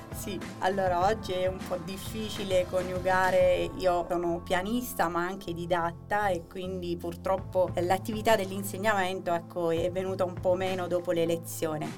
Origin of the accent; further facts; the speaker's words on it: Chieti, Abruzzo, Italy; now in Bucchianico, Italy; io sono originaria di Chieti, vivo a Bucchianico